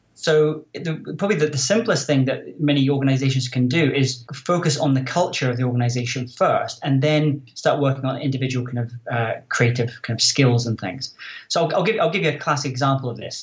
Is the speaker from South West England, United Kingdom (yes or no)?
no; Scotland, United Kingdom; moved away as an adult; also born or lived in Silicon Valley; I'm originally from Scotland